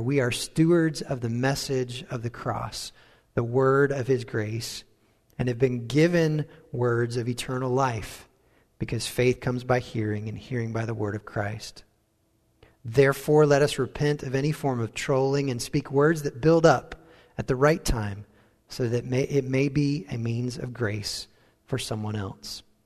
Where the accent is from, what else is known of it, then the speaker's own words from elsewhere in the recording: United States; accent: American; moved away as an adult; also born or lived in Wales; our American accent